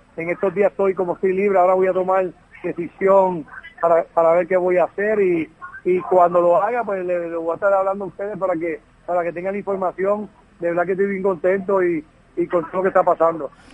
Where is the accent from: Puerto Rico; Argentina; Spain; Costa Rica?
Puerto Rico; moved away as an adult; mi natal Puerto Rico